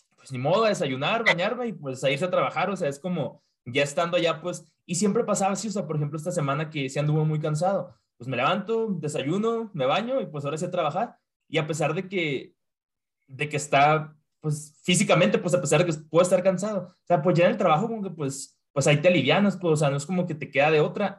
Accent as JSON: {"language": "Spanish", "country": "Mexico", "moved": "yes", "said": "en mi trabajo no, soy el único mexicano"}